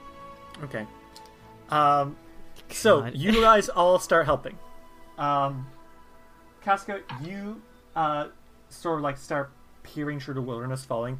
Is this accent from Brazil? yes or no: no; Ireland; I'm Irish